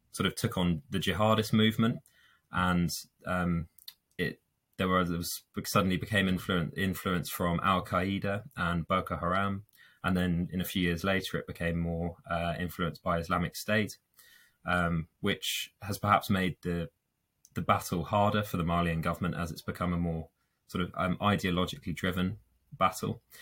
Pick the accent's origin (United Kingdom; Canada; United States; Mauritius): United Kingdom; London; moved away as an adult; now in York, United Kingdom; I'm originally from London